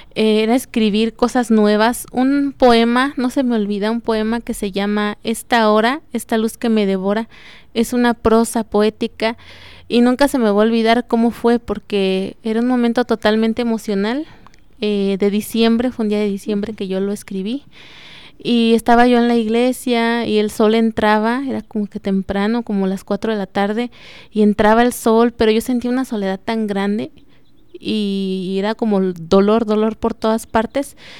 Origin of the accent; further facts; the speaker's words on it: Juventino Rosas, Guanajuato, Mexico; soy originaria de Juventino Rosas